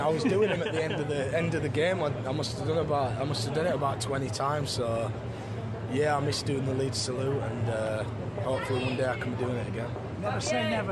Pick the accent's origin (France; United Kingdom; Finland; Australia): United Kingdom; Leeds, Yorkshire and the Humber; I came here at 10, 11 years old